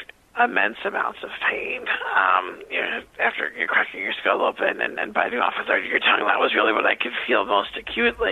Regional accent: Long Island, New York, United States; I grew up on Long Island, where I talked to you today

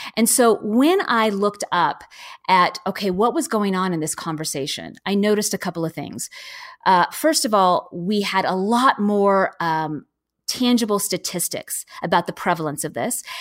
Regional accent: Seattle, Washington, United States; I'm from Seattle

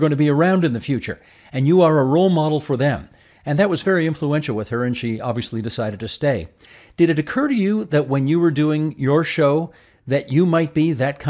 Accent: Hamilton, Ontario, Canada; Hamilton, my hometown as well.

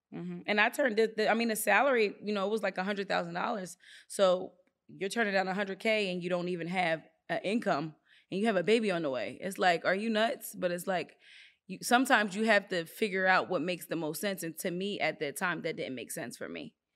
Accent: Philadelphia, Pennsylvania, United States; moved away as an adult; also born or lived in Virginia; I'm in Virginia, I'm from the Philadelphia area

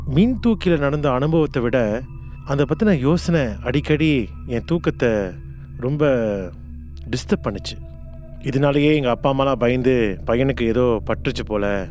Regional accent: Singapore; நான் சிறு வயதுலேருந்து மாசங்களில் தான் பிறந்து வளர்ந்தேன் பிளாக் ஆறில் தங்கியிருந்தேன்

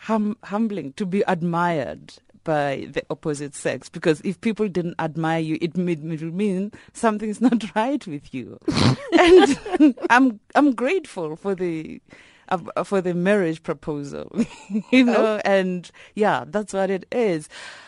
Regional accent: Elim, Limpopo, South Africa; I'm from Ilim in Limpopo. Yeah, I grew up there, and I was born at the Ilim Hospital.

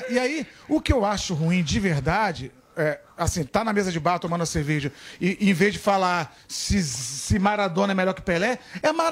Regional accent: Minas Gerais, Brazil; eu sou mineiro

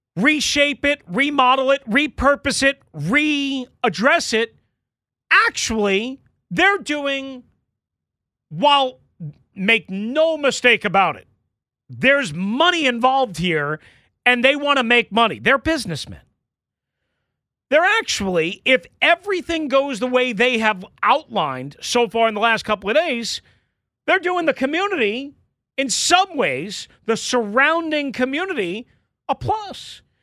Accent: Long Island, New York, United States; now in Washington, D.C. area, United States; growing up on Long Island

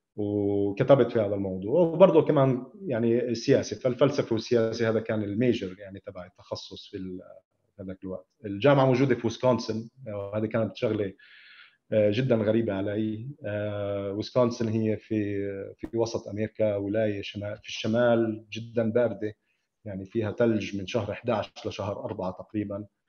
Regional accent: Ramallah, West Bank, Palestine; انا ابن رام الله

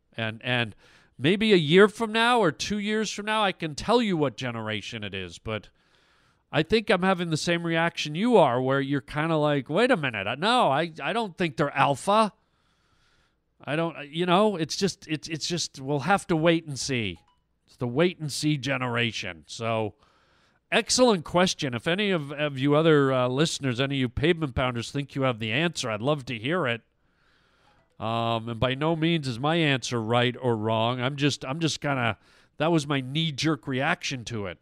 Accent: Canada; I'm Canadian

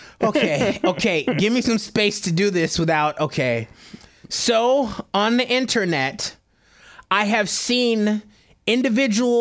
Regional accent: Detroit, Michigan, United States; I'm black, born and raised in Detroit.

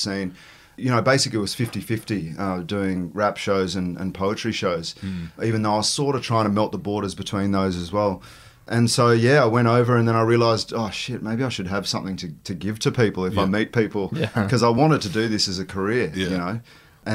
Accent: Queanbeyan, New South Wales, Australia; also born or lived in Canberra; I've always been really proud of being from Queanbeyan, New South Wales. You know, when I was growing up in Canberra, everyone paid me out.

